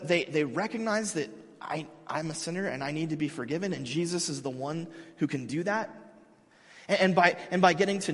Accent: United States; I'm an American. I'm a part of this community

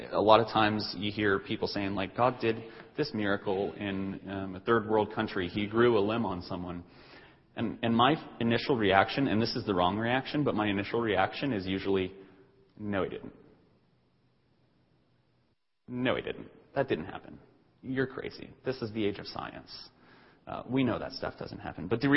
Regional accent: Denver, Colorado, United States; I grew up in Denver, and so Denver is not that big of a city.

